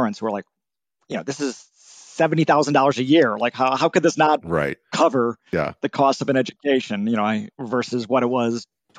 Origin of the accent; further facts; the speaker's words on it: Milwaukee, Wisconsin, United States; I grew up in Milwaukee, Wisconsin, and right.